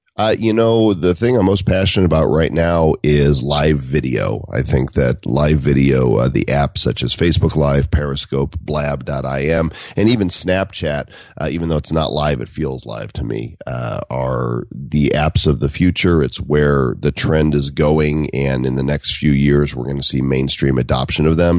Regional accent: Chicago, Illinois, United States; moved away; I'm from the Midwest. I'm from Chicago area, and, and I left there

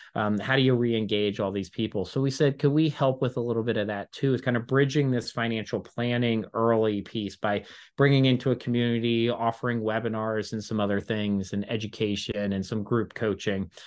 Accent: Baltimore, Maryland, United States; I grew up with him in Baltimore

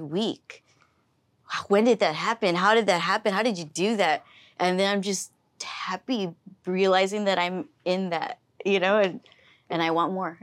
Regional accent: Weslaco, Texas, United States; I was from Weslaco

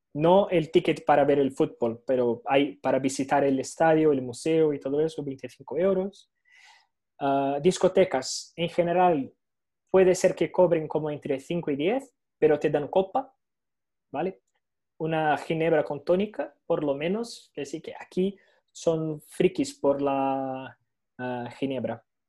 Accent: Venezuela; now in Brazil; yo soy de Venezuela

